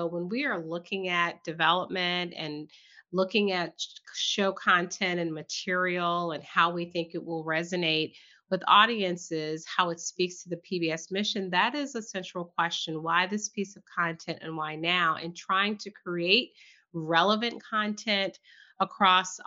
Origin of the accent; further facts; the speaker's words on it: Southern Virginia, United States; I was born and raised in Southern Virginia